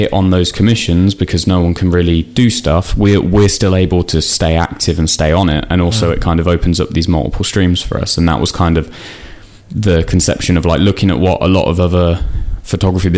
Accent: Northampton, East Midlands, United Kingdom; we're from Northampton, we stayed in Northampton for uni and stayed there

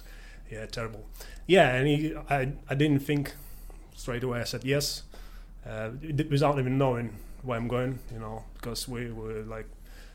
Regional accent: Latvia; English is a second language; moved away as an adult; now in United Kingdom; I came from Latvia, which is northern eastern Europe.

